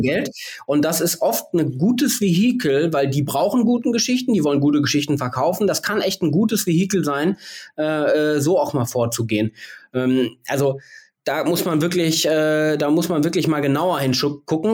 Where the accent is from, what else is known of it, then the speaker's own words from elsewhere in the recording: Bielefeld, North Rhine-Westphalia, Germany; die ist wie ich aus Bielefeld